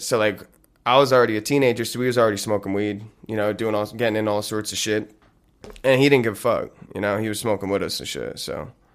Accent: Lincoln Park, New Jersey, United States; I grew up in this town called Lincoln Park

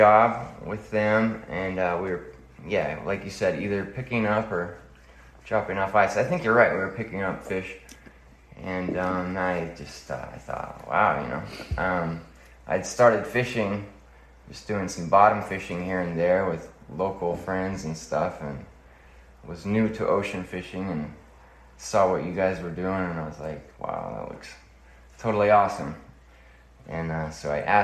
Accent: Utah, United States; now in Hawaii, United States; I am originally from Utah. I've been here in Hawaii for about, I'd say like 13 years now.

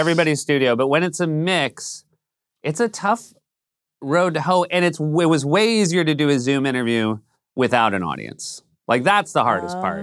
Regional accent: New Hampshire, United States; moved away; I come from a very white part of New Hampshire

